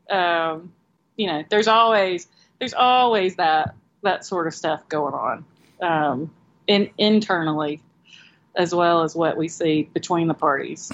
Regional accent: Moultrie, Georgia, United States; moved away as an adult; now in Florida, United States; I grew up in Moultrie

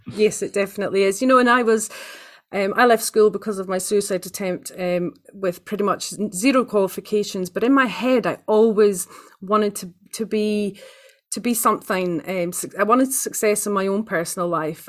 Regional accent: Aberdeen, Scotland, United Kingdom; now in New Zealand; I was born in the northeast of Scotland, um, in a place called Aberdeen

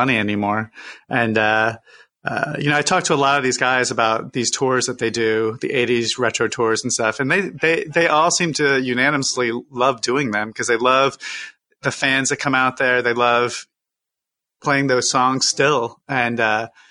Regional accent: Syracuse, New York, United States; I grew up in Syracuse, New York

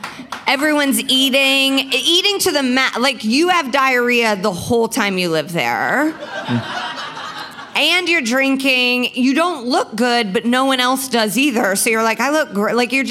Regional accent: Indianapolis, Indiana, United States

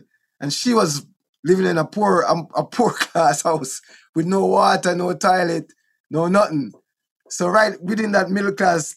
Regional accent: Kingston, Jamaica; also born or lived in Wilmington, Delaware / Bull Bay, Jamaica; Trenchtown, where I was born in Trenchtown. We grew up in a Trenchtown a little bit

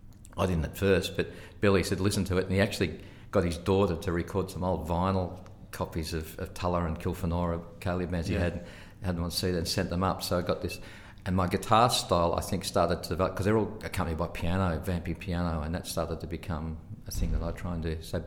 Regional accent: Ballarat, Victoria, Australia; also born or lived in Sea Lake, Victoria / Portland, Victoria; I grew up in Ballarat.

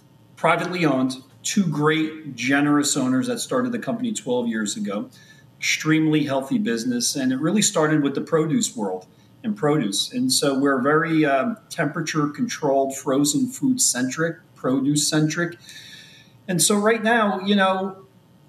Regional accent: New Jersey, United States; I am from born and raised in New Jersey. Sitting here in Scotch Plains, New Jersey

